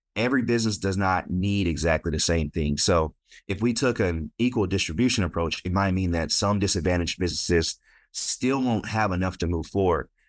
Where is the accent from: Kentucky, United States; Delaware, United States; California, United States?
California, United States; Stockton; moved away; I grew up in Stockton, California, born and raised